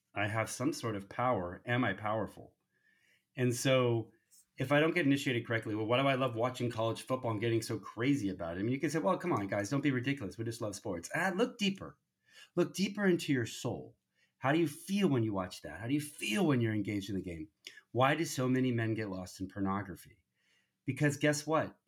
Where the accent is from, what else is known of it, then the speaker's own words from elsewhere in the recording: United States; raised in the United States